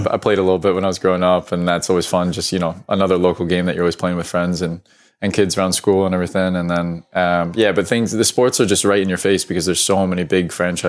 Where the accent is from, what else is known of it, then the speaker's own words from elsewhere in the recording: United States; moved away as an adult; also born or lived in England; now in Scotland, United Kingdom; But I think I moved probably only after being 1 year old or so, and then went back to the States. So grew up in the States all my life. So that's really all I know. But it is nice to have a little bit of the UK heritage.